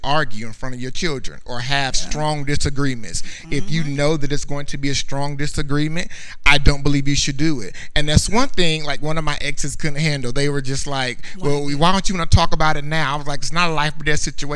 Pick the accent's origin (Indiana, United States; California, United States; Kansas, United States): Indiana, United States; moved away as an adult; I was born in Indiana